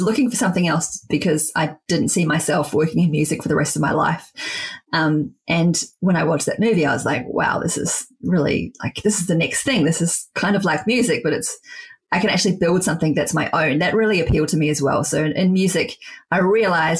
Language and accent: English; Wellington, New Zealand; my hometown of Wellington